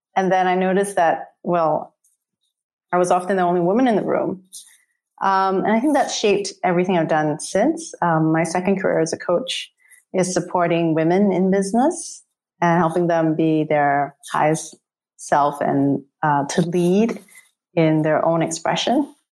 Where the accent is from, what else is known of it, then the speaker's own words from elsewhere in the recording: Singapore; I grew up in Singapore